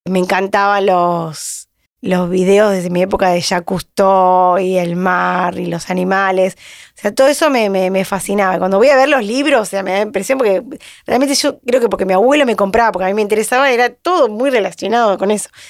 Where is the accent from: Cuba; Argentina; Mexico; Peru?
Argentina; Mar del Plata, Buenos Aires Province; moved away as an adult; now in Buenos Aires, Argentina; yo vine de Mar del Plata, hice cuatro materias acá en Buenos Aires